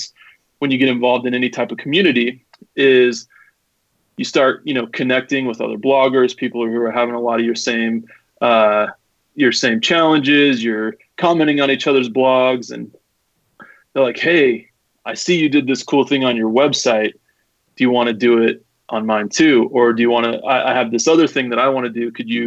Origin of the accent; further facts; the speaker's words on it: Salt Lake City, Utah, United States; I'm from Salt Lake City. Lived here my entire life